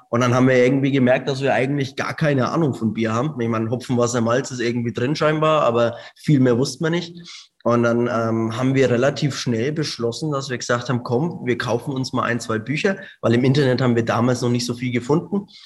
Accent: Hungary; Äh, wir sind ursprünglich eigentlich aus Ungarn, äh, da aus der Ukraine in der Nähe.

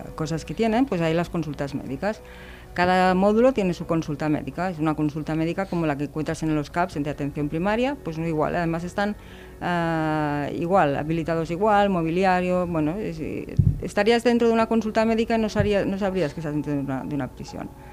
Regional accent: Barcelona, Catalonia, Spain; moved away as an adult; Yo soy de Barcelona, bueno, era de Barcelona, y vine trasladada para unos días y ya me quedé, llevo 33 años aquí.

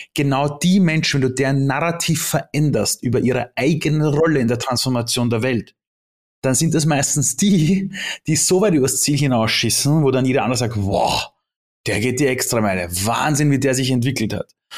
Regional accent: Austria; born or raised there; also born or lived in Iran

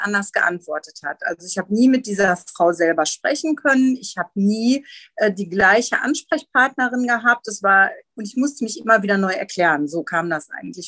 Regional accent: Gelsenkirchen, North Rhine-Westphalia, Germany; moved away as an adult; now in Rheinberg, Germany; komme gebürtig aus Gelsenkirchen ähm, und bin dann hier am Niederrhein gelandet, in Rheinberg

